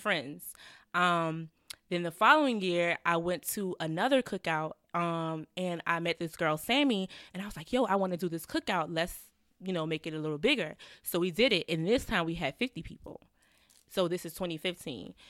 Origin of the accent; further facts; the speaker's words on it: Savannah, Georgia, United States; moved away as an adult; also born or lived in Atlanta; now in New York, United States; it was a lot of violence going on in my hometown